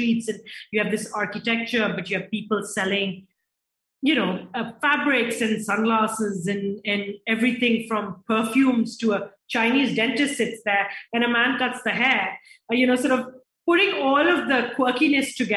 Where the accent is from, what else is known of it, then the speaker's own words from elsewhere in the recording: Pakistan; my home city